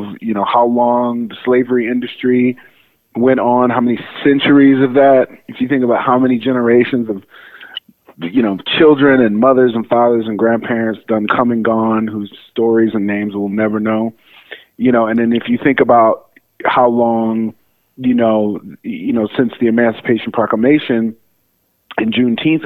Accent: Detroit, Michigan, United States; moved away as an adult; also born or lived in Rochester Hills, Michigan / Chicago, Illinois; I spent my childhood in and around the city of Detroit. I was born in Detroit, Michigan

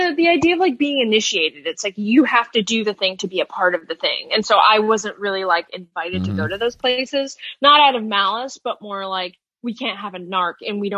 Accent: Albany, New York, United States; moved away as an adult; now in New York City, United States; I'm from Albany. I think that tells you everything you need to know about like my upbringing, maybe

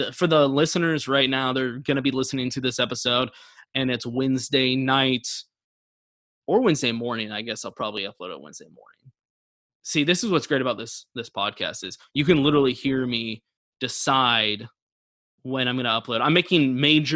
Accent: Texas, United States; also born or lived in Austin, Texas; just like every other Texan

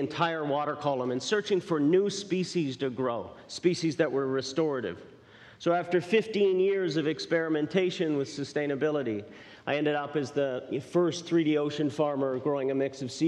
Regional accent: Newfoundland and Labrador, Canada; moved away; I was born and raised in Newfoundland, Canada, dropped out of high school when I was 14 and headed out to sea

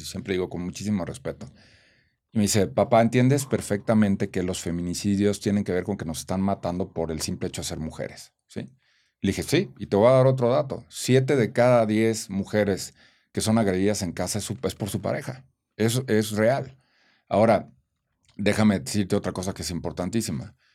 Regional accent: Celaya, Guanajuato, Mexico; nací en Celaya, Guanajuato, soy, vengo de una familia de provincia

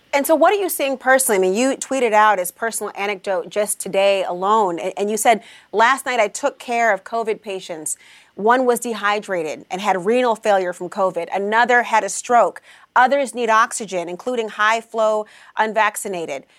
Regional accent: Minnesota, United States; I'm from Minnesota

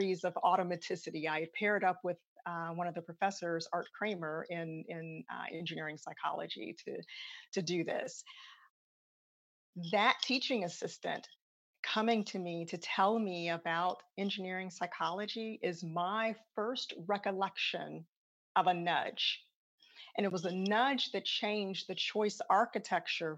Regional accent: Chicago, Illinois, United States; I am from Chicago. And so my commitment is to go back home to my high school, Hyde Park Career Academy on the south side of Chicago

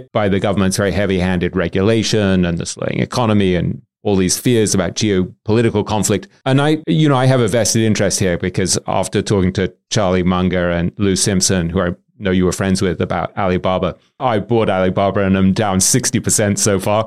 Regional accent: England, United Kingdom; as an Englishman

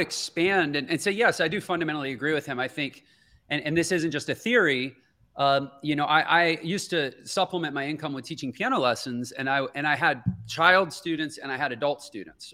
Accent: Houston, Texas, United States; I grew up in Houston, Texas

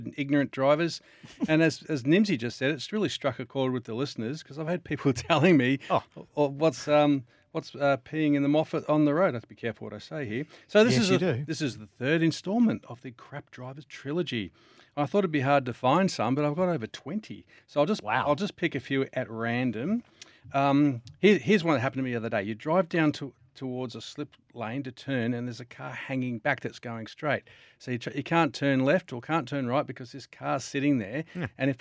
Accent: Victoria, Australia; I'm from Victoria

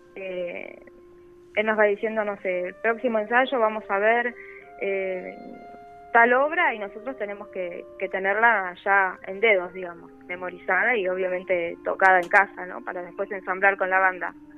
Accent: Buenos Aires, Argentina; Yo soy de Buenos Aires

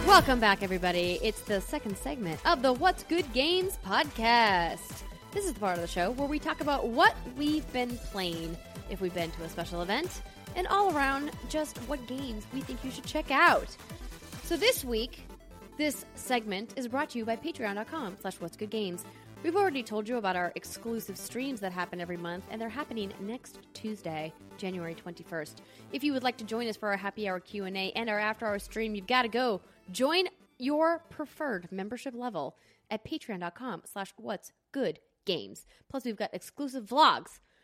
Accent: Fargo, North Dakota, United States; now in Los Angeles, United States; Fargo, my hometown

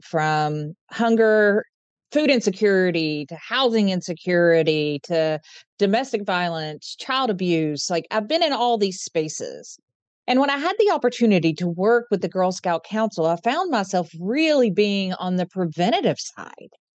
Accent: Eastern Kentucky, United States; now in Central Kentucky, United States; I'm from Eastern Kentucky and currently live in Central Kentucky

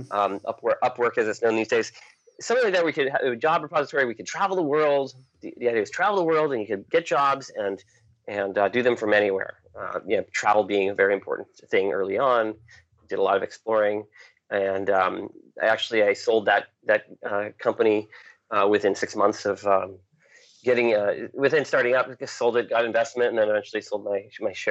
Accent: New Hampshire, United States; also born or lived in Maine; I grew up in New Hampshire, the state of New Hampshire

